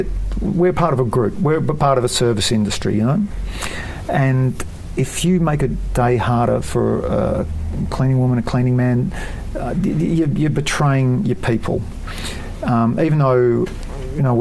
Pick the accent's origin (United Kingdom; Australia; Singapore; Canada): Australia